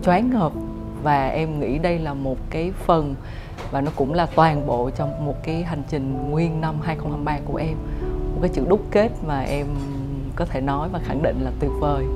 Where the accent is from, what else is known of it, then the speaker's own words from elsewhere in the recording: Central Highlands, Gia Lai, Vietnam; also born or lived in Ho Chi Minh City, Vietnam; now in Hanoi, Vietnam; Em là được uh, sinh ra và lớn lên ở Tây Nguyên, uh, Gia Lai, tức là một cái con người miền núi chính gốc ấy